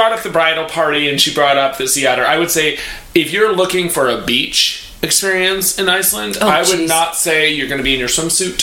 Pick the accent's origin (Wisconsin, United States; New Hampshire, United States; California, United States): Wisconsin, United States; now in New York City, United States; I'm from Wisconsin